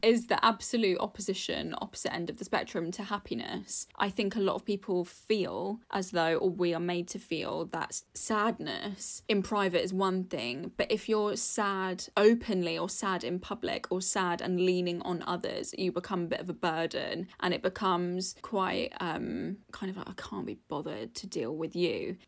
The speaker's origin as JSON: {"language": "English", "country": "United Kingdom", "tie": "born or raised there", "said": "being British anyway, being brought up in the U K"}